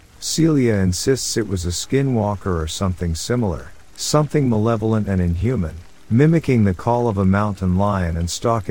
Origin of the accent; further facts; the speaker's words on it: Florida, United States; now in South Carolina, United States; I'm from Florida. Right, so I've got a story. I've lived in Florida most of my life until October 2020, when I moved to upstate South Carolina.